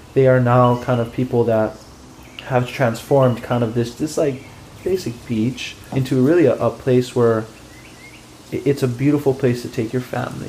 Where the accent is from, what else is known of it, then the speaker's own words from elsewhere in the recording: Hilo, Hawaii, United States; I grew up in Hilo, Hawaii